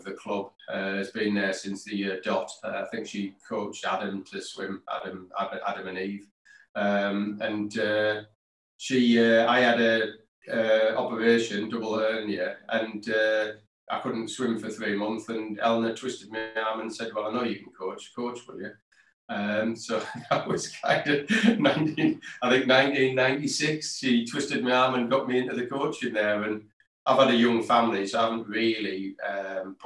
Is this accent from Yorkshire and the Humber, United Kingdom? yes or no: no; Middlesbrough, North East England, United Kingdom; moved away as an adult; now in Cumbria, United Kingdom; I came from Middlesbrough.